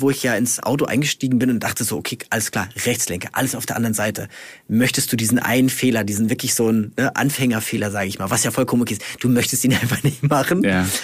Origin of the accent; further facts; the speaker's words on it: Germany; hier bei uns in Deutschland